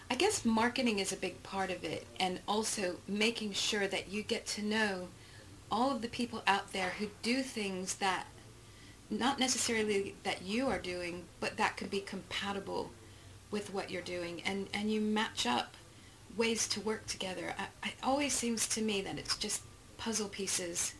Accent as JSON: {"language": "English", "region": "Texas", "country": "United States", "said": "I'm from Texas"}